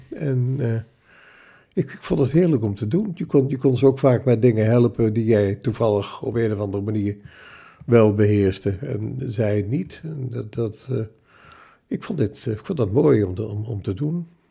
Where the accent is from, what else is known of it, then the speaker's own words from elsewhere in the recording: Zwolle, Overijssel, Netherlands; geboren in Zolle in 1935